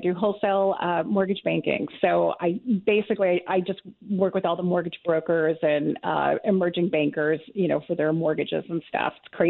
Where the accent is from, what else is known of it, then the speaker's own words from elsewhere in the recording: Rancho Cucamonga, California, United States; moved away as an adult; now in Huntington Beach, United States; I grew up in Rancho Cucamonga.